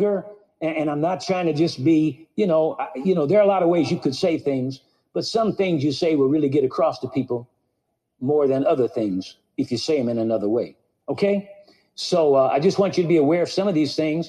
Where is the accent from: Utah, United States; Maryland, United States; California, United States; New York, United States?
California, United States; Santa Monica; I was born in Santa Monica, California. I've lived in the Los Angeles area all my life.